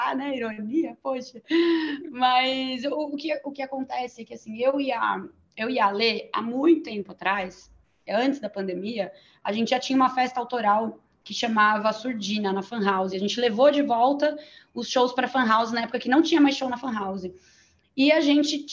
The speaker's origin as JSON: {"language": "Portuguese", "town": "São Bernardo do Campo", "region": "São Paulo", "country": "Brazil", "tie": "born or raised there", "said": "Eu nasci, na, nasci em São Bernardo"}